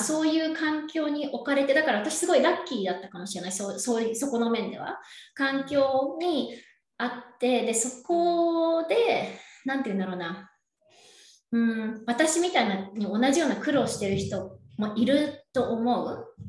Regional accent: Yokohama, Kanagawa, Japan; moved away as an adult; now in Temecula, United States; 私は横浜出身です。神奈川県横浜出身

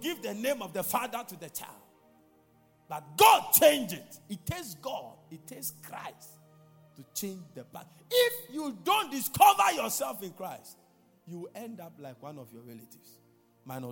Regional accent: Ghana; I'm a Ghanaian. I'm not a Nigerian

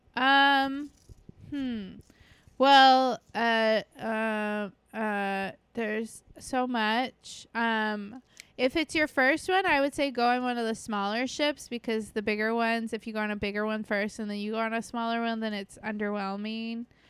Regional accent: Port Canaveral, Florida, United States; Port Canaveral, um, which is my hometown

